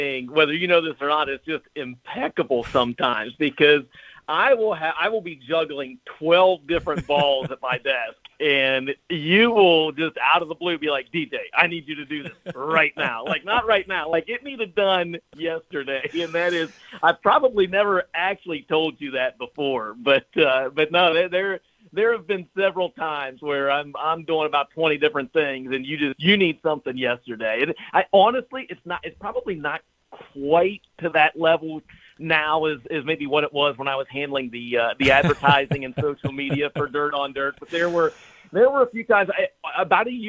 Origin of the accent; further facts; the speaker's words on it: Bethesda, Ohio, United States; I was born and raised in Eastern Ohio